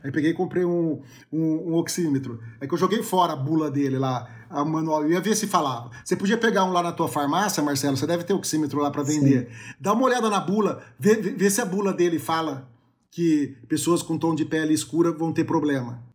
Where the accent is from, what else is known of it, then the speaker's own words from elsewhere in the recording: Brazil; a gente é brasileiro